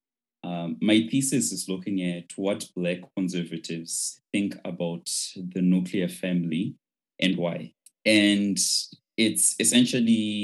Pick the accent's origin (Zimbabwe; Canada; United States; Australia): Zimbabwe; Chegutu, Mashonaland West; English is a second language; moved away as an adult; I'm from Chegutu in Zimbabwe.